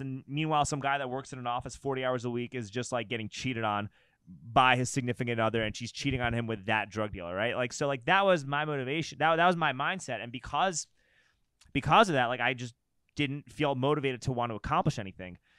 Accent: New York City, New York, United States; moved away as an adult; I grew up in New York City

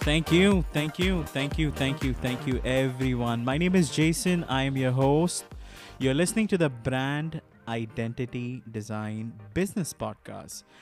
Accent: India; I'm from India.

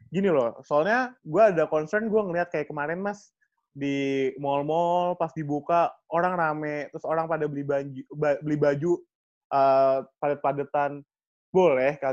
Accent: Slipi, Jakarta, Indonesia; ya abis kampung gue di Sleepy, Mas.

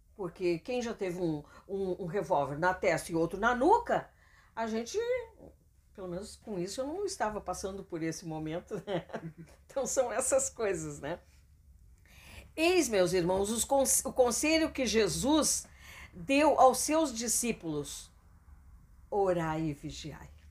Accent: Canoas, Rio Grande do Sul, Brazil; also born or lived in Cachoeirinha; a gente saiu de Canoas, depois voltou pra Canoas de novo, né? E moramos em Cachoeirinha também

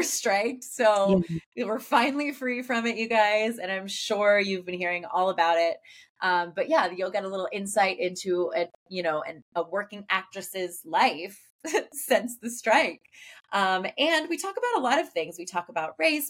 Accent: Pittsburgh, Pennsylvania, United States; I'm from Pittsburgh

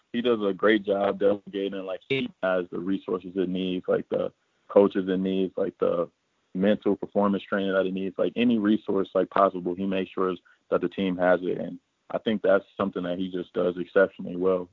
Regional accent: Indianapolis, Indiana, United States; I'm from Indianapolis

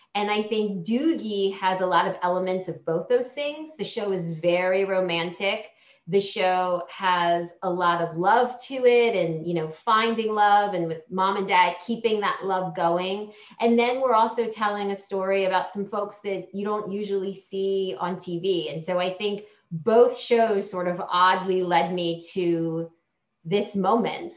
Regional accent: Hawaii, United States; I was born in Hawaii

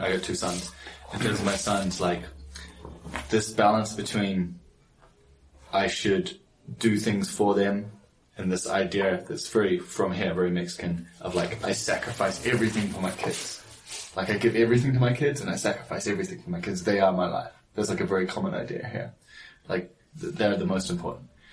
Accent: New Zealand; moved away; I grew up in New Zealand

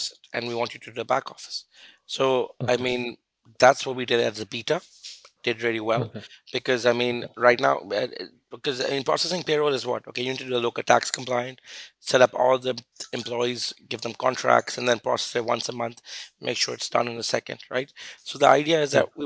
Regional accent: Lahore, Punjab, Pakistan; moved away as an adult; also born or lived in London / Dubai / Mexico / Turkey; I'm from Lahore. I grew up here, went to school there. I moved abroad in 2007

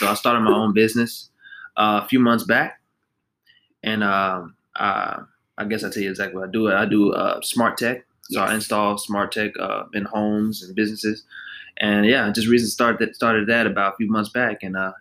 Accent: Fort Worth, Texas, United States; I was born and raised in Fort Worth.

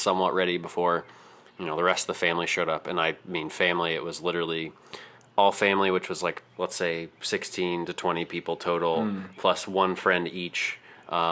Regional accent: Tonganoxie, Kansas, United States; growing up in Tongi, yeah, you get lots of tornado warnings

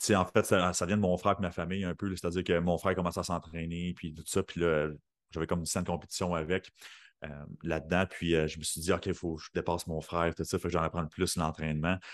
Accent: Sorel, Quebec, Canada; moved away as an adult; now in Saint-Jérôme, Canada; je viens de Sorel

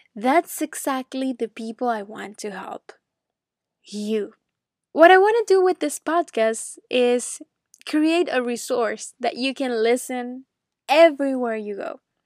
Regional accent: Caracas, Capital District, Venezuela; English is a second language; moved away as an adult; now in Orlando, United States; I was born in Caracas, Venezuela. So maybe you already noticed my accent.

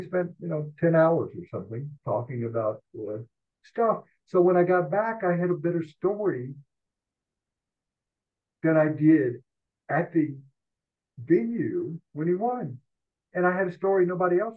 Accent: the South, United States; moved away as an adult; also born or lived in Denver; I grew up in the South

